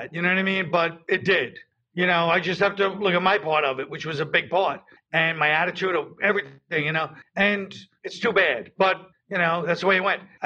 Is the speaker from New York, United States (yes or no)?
yes; New York, United States; I'm from New York.